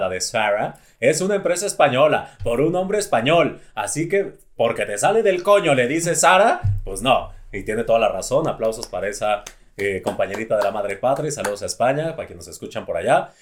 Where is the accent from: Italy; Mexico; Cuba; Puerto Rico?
Mexico; los mexicanos somos muy creativos